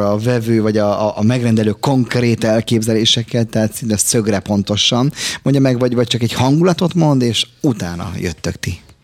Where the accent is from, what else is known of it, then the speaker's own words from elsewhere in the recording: Budapest, Hungary; Én egy nagyon városi gyerek vagyok, városban születtem, itt is Zuglóba